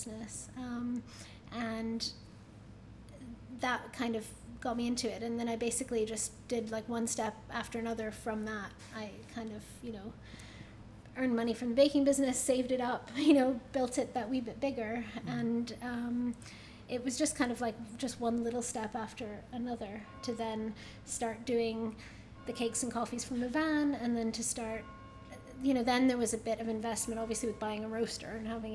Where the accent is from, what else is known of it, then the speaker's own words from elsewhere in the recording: United States; moved away; I grew up in the States